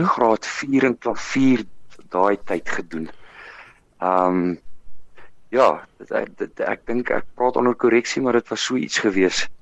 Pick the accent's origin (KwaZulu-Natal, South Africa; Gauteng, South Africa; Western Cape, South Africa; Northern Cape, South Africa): Gauteng, South Africa; West Rand; also born or lived in Potchefstroom; Ek is gebore in Vogwel, ehm um, in die Wesrand, uh in in uh 1974